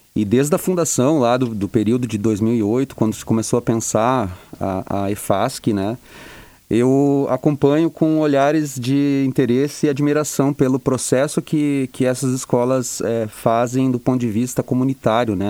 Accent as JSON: {"language": "Portuguese", "town": "Santa Cruz do Sul", "region": "Rio Grande do Sul", "country": "Brazil", "also_born_or_lived": "Porto Alegre", "said": "eu vim é, de volta né, para a região, eu sou de Santa Cruz"}